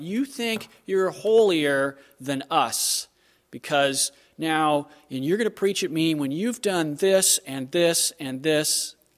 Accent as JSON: {"language": "English", "region": "Southern California", "country": "United States", "moved": "yes", "said": "I'm from Southern California"}